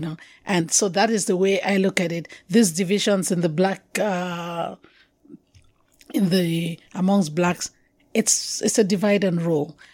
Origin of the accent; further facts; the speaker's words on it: Cameroon; accent: Anglophone; moved away as an adult; also born or lived in Yaoundé, Cameroon; I'm originally from Cameroon, so they know I'm African